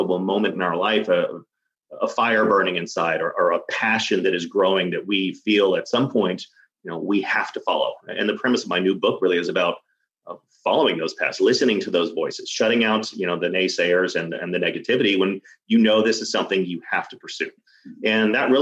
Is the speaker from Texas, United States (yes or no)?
yes; Dallas, Texas, United States; I grew up in Dallas, Texas